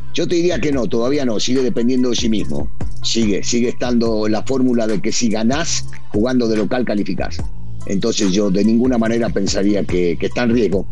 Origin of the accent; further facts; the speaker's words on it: Argentina; now in Mexico; como a veces decimos los argentinos